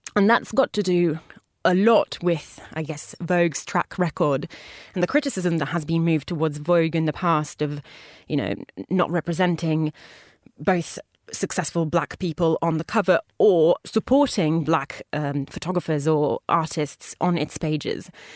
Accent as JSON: {"language": "English", "country": "Italy", "moved": "yes", "said": "a homage to my home country"}